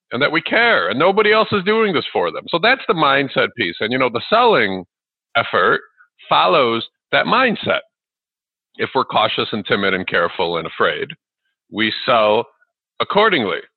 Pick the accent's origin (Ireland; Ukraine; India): Ukraine; also born or lived in Chicago area, United States; now in Chicago, United States; I wasn't born here in the U.S. where I live now. I live in the Chicago area. I was born in Ukraine, which is the former Soviet Union, and we came here with about twenty dollars U.S.